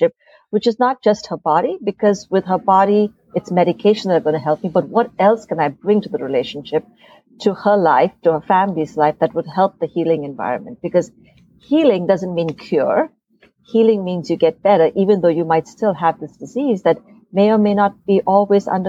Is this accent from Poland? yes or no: no; India; moved away as an adult; now in United States; growing up in India